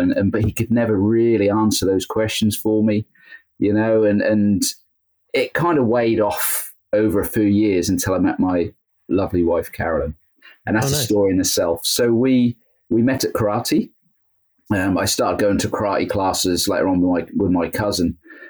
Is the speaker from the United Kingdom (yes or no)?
yes; Belton, East of England, United Kingdom; also born or lived in Great Yarmouth; Yeah, pretty much. I was born actually in Great Yarmouth, which is like the neighboring town. Okay. And moved to Belton. So I spent most of my time in Belton, which again is another neighboring town, then moved to Golston after I got married.